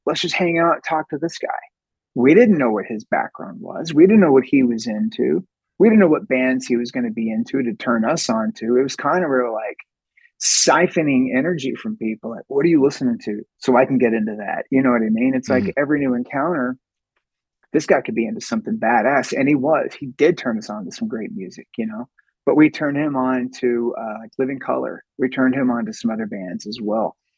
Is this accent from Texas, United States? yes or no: yes; Sherman, Texas, United States; we were born and raised in Sherman